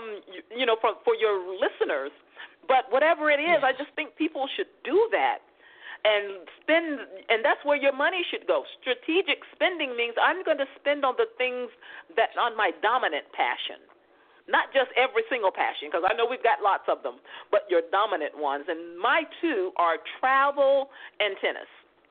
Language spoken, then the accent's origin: English; Mississippi, United States; now in Los Angeles, United States; I'm from Mississippi, so what we do is eating and talking